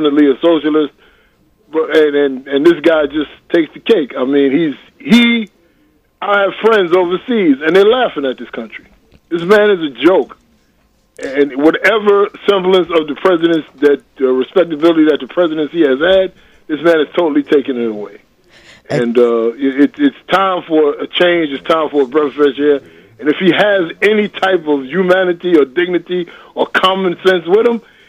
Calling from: Queens, New York, United States; I'm calling from South Jamaica, Queens.

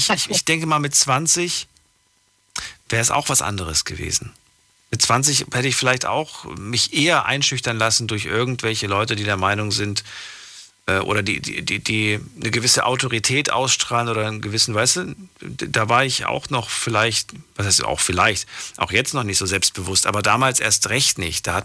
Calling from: Duisburg, North Rhine-Westphalia, Germany; …, woher? Yes. Ich komme aus Duisburg.

